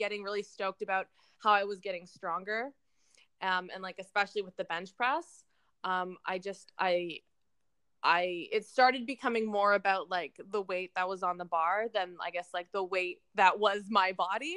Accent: Toronto, Ontario, Canada; also born or lived in New Brunswick; I was born and raised in Toronto, Ontario

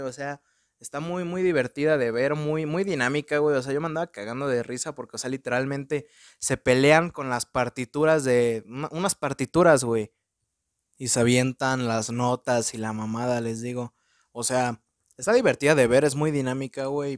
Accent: Mexico; tengo mi acento en inglés bien pocho porque soy un pinche mexicano

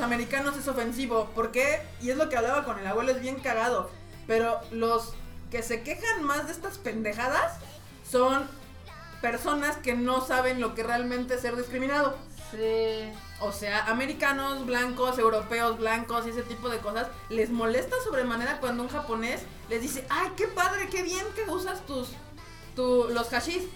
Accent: Mexico

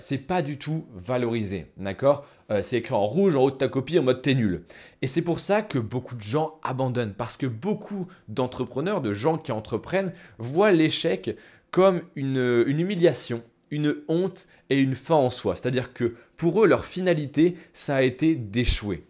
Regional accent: France; Nous, en tant que Français, on a été à l'école

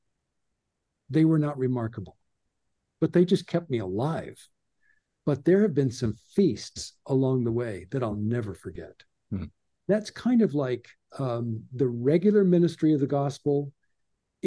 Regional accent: Southern California, United States; growing up in Southern California

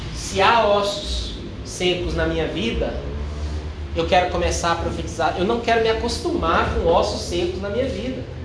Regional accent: Brazil; Eu sou brasileiro

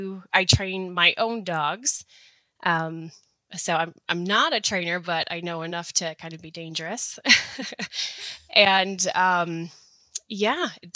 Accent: Wisconsin, United States; now in Missoula, United States; I live here in outside of Missoula, Montana. I'm a transplant from Wisconsin.

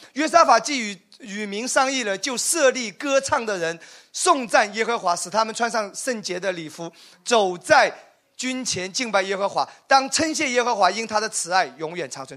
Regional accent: Wenzhou, Zhejiang, China; 因为我是属于典型的留守儿童。我我我是温州人，其实我们父母都有个共同点，早早的出去做生意了。然后就跟跟那些爷爷奶奶、外公外婆一起

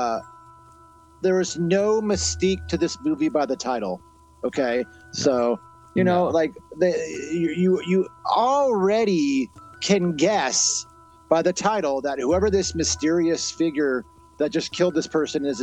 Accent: Wenatchee, Washington, United States; we grew up in Wenatchee when it was a lot smaller

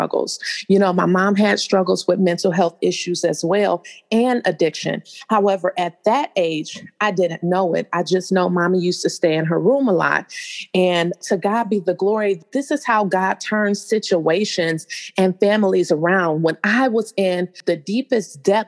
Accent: Cleveland, Ohio, United States; also born or lived in San Diego, California; I'm from Cleveland, Ohio. I was actually born in San Diego, California, but I came here as a child after my parents had gotten a divorce.

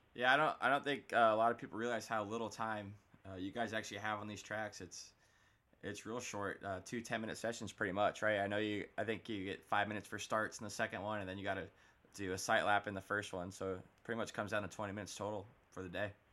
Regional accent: Florida, United States; I'm down here from Florida

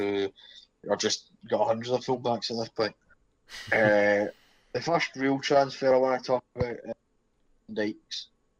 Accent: Falkirk area, Scotland, United Kingdom; born or raised there

